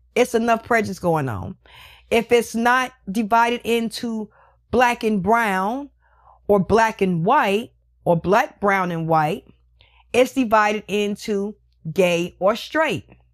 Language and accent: English; United States; I live in America. I am American.